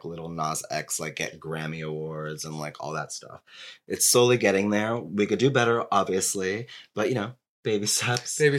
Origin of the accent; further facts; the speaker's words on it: New Jersey, United States; when I was like 15 growing up in New Jersey